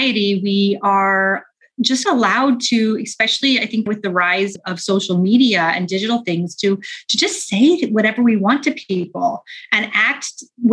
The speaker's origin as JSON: {"language": "English", "town": "St. Louis", "region": "Missouri", "country": "United States", "tie": "born or raised there", "moved": "as an adult", "lives_now": "United Kingdom", "said": "I grew up in the Midwest. So I'm from a town called St. Louis, which is not too far from Chicago."}